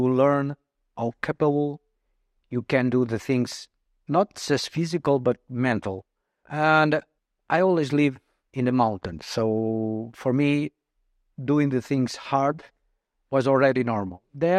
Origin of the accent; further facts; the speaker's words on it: Portugal; moved away as an adult; also born or lived in Mozambique; I'm almost 53 next week and I'm Portuguese. I was born in Mozambique in Africa, but I passed all my life in Portugal. I'm living here for almost 11 years.